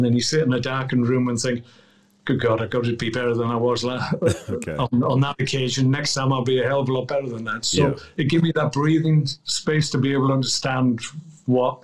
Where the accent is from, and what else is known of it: Wales, United Kingdom